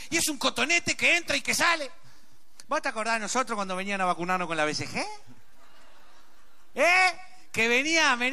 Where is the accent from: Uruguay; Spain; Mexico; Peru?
Uruguay; ¿viste lo que somos los uruguayos, no?